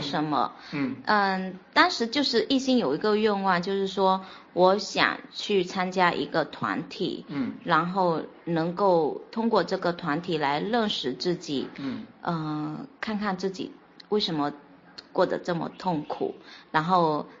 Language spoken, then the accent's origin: Chinese; Fuzhou, Fujian, China; 我来自福建福州